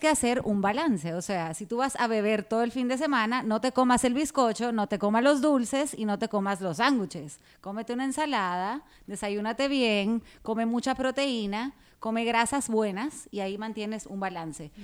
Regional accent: Guatemala; moved away as an adult; now in Dominican Republic; yo soy guatemalteca, pero me siento dominicana de corazón

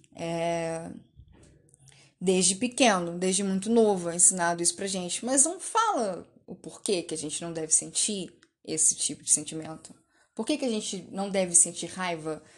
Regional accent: Belo Horizonte, Minas Gerais, Brazil; sou de BH

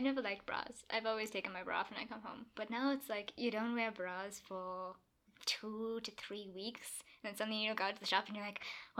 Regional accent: South Africa; Oh, also we're from South Africa.

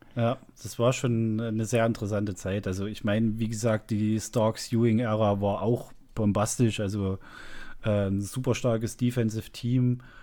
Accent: lives in Zwickau, Saxony, East Germany, Germany; ich bin ja ein Ossi und bin äh, erst nach der Wende in den Kontakt gekommen mit äh, westlichen Dingen

